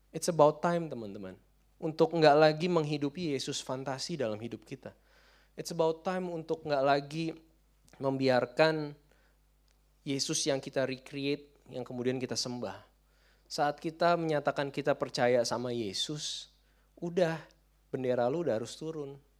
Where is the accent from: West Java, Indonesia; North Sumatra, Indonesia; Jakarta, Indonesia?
Jakarta, Indonesia; kita orang Jakarta